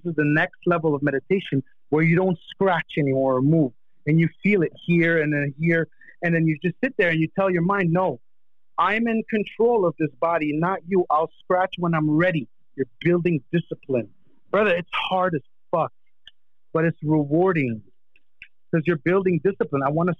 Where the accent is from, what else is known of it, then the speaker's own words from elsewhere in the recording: Canada; moved away; But if you saw me 20 years ago when I came from Canada, brother, I was just a douchebag.